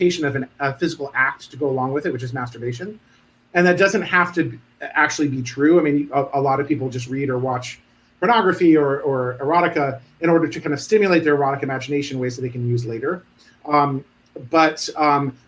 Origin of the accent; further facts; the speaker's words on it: Providence, Rhode Island, United States; I grew up in Providence. I'm a townie.